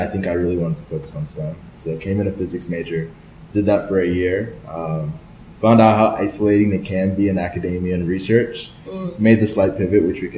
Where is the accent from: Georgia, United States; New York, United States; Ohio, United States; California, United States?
Ohio, United States; born or raised there; also born or lived in Lagos, Nigeria